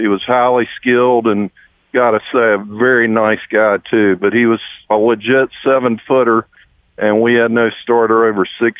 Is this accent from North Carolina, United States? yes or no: yes; Wake Forest, North Carolina, United States; moved away; also born or lived in Raleigh, North Carolina; I'm also from Wake Forest, North Carolina originally.